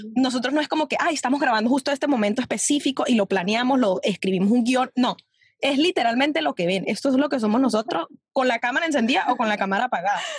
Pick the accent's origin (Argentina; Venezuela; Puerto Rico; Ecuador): Venezuela; moved away as an adult; now in New York, United States; uno como venezolano